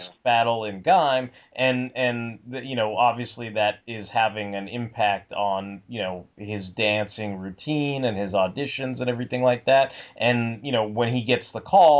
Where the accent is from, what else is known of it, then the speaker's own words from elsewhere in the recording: New York, United States; I was born in Brooklyn